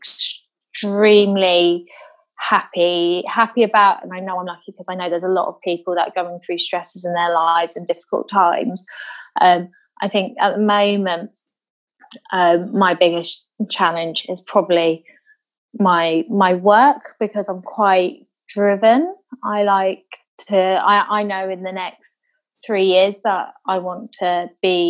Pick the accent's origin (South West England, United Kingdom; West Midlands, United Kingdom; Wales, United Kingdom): South West England, United Kingdom; Devon; we used to have a lot of bonfires down in Devon